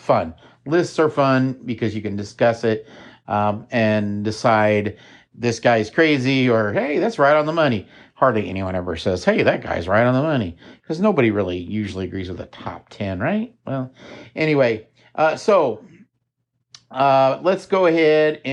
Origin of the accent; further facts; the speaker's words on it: Missouri, United States; I am from Missouri